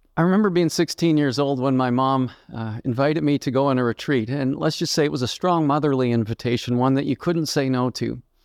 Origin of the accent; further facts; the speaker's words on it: Halifax, Nova Scotia, Canada; I grew up in Halifax, Nova Scotia, Canada